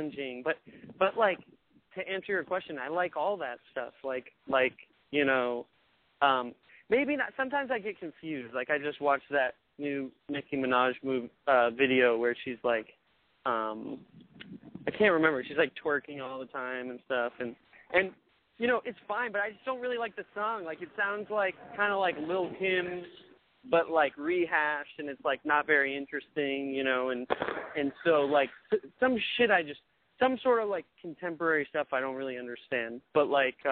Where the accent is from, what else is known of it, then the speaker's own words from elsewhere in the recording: Maine, United States; I'm from Maine